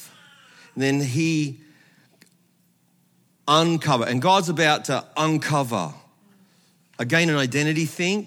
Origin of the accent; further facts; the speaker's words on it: Australia; I'm Australian